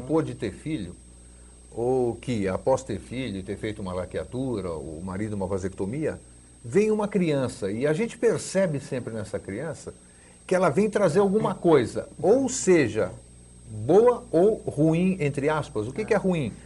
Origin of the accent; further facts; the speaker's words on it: Greece; now in Brazil; Nasci na Grécia, estou no Brasil, tal, voltei para lá em 96, 97, depois de 42 anos fora